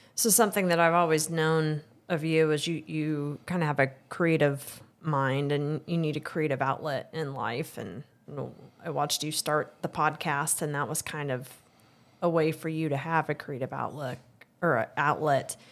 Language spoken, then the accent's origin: English; Excelsior Springs, Missouri, United States; I, I grew up in Excelsior.